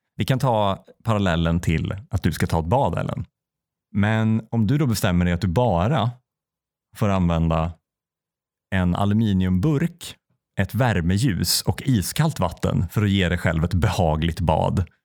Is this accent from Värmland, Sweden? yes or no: yes; Säffle, Värmland, Sweden; moved away; när jag var tillbaka i Säffle första gången efter jag liksom hade flyttat